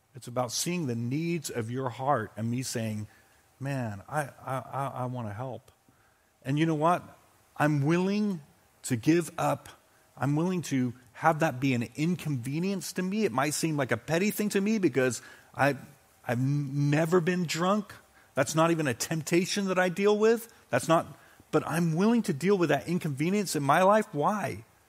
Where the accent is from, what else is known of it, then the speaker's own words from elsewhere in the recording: United Kingdom; moved away; growing up in Britain